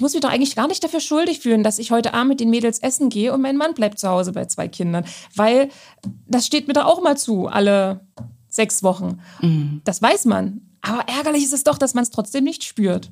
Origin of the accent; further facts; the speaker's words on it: Saxony-Anhalt, Germany; ich komme ja gebürtig aus Sachsen-Anhalt